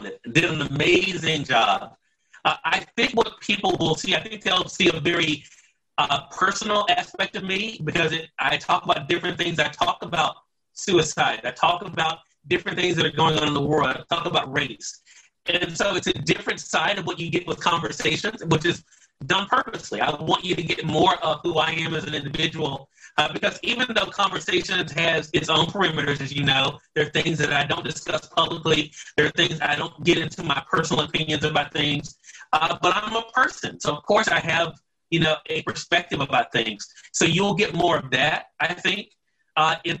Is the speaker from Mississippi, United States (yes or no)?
yes; Mississippi, United States; right here in my home state of Mississippi